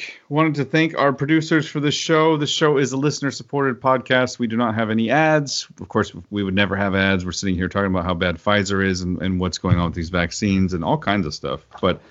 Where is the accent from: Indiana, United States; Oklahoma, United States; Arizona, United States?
Oklahoma, United States; my home state of Oklahoma